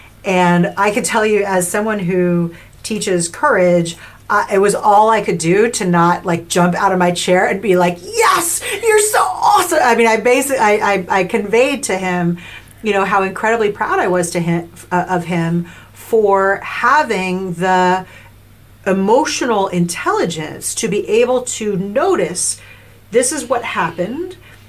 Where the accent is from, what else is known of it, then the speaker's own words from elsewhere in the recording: New York, United States; maybe a little cynical, like I'm from New York, but I didn't go in like sulky